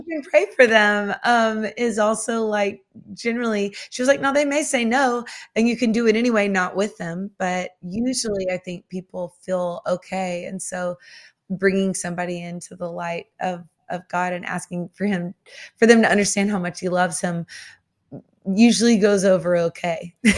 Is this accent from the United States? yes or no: yes; the South, United States; I grew up in the South